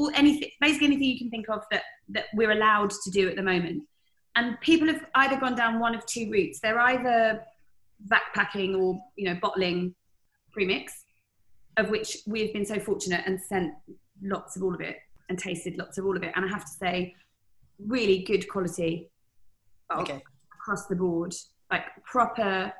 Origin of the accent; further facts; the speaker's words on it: United Kingdom; as a Brit